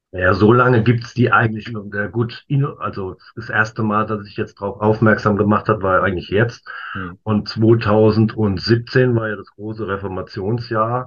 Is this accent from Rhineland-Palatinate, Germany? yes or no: yes; Worms, Rhineland-Palatinate, Germany; Ich wohne und bin auch geboren in Worms